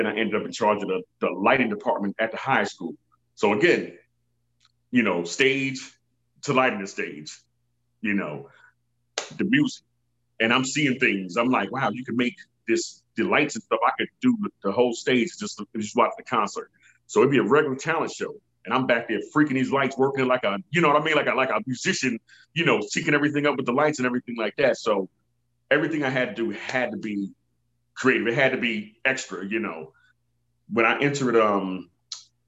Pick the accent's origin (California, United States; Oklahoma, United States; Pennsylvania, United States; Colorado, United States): Pennsylvania, United States; Philadelphia; moved away; I'm from Philly originally